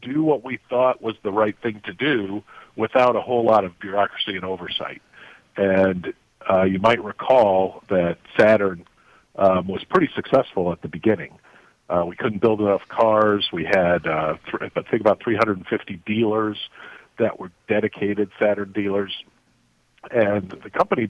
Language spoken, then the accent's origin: English; South Bend, Indiana, United States; moved away as an adult; also born or lived in South Africa; I grew up in South Bend, Indiana.